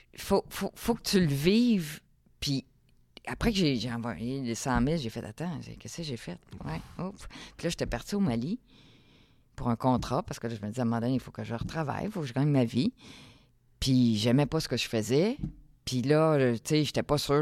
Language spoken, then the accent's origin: French; Saint-Eustache, Quebec, Canada; moved away as an adult; also born or lived in Africa; j'ai grandi à Saint-Eustache